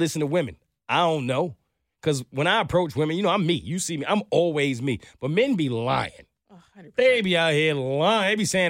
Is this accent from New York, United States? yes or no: yes; New York, United States; From New York. I'm from New York.